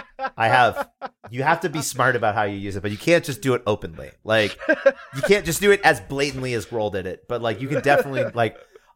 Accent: New England, United States; We're from New England.

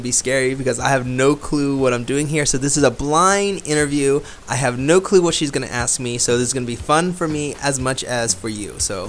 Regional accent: Florida, United States; now in Krakow, Poland; America, but mainly Florida.

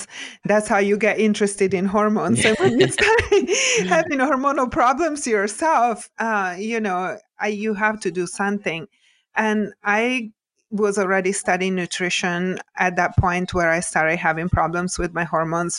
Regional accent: Italy; moved away as an adult; now in United States; I was born and raised in Italy and grew up, kind of old school

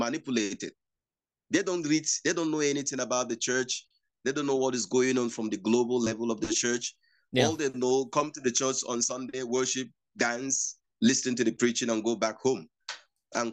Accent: Nigeria; In Nigeria here

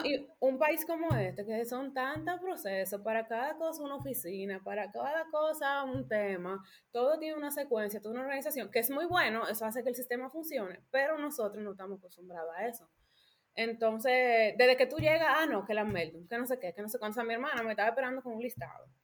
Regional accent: Dominican Republic; moved away as an adult; now in Germany; soy dominicana, vengo de la República Dominicana

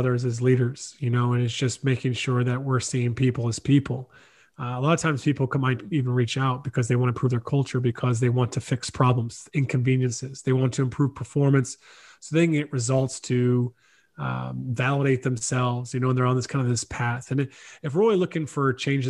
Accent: South Carolina, United States; moved away as an adult; now in Ireland; I was from the States, born in South Carolina

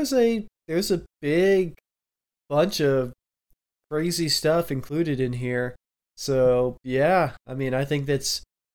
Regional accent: Southwest, United States; Yeah, I'm from the Southwest.

